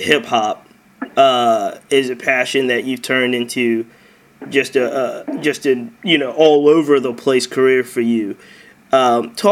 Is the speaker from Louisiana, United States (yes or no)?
no; Virginia, United States; I'm from Virginia